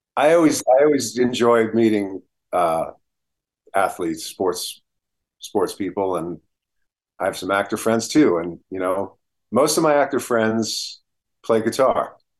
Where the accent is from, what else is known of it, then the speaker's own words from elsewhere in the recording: New Jersey, United States; I'm from New Jersey, so I know the, the Northeast spirit that comes about